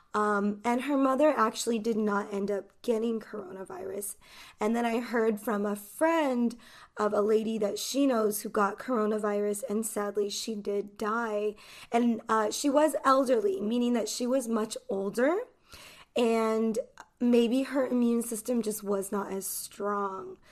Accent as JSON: {"language": "English", "country": "United States", "said": "I am an English teacher from the United States."}